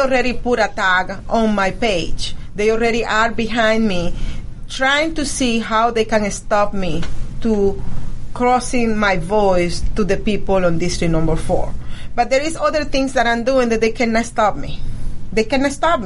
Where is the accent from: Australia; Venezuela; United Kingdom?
Venezuela; now in Georgia, United States; I came from Venezuela.